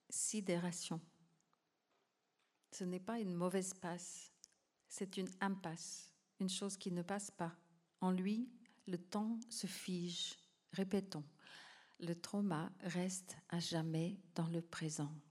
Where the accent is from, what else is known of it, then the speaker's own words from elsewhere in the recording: Calgary, Alberta, Canada; moved away; also born or lived in New Hampshire, United States; c'est justement le sens du nom de ma ville natale dans une langue autochtone, Calgary.